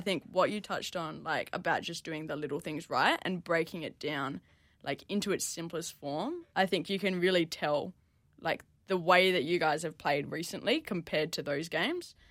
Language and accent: English; Perth, Western Australia, Australia; now in Melbourne, Australia; I grew up in Perth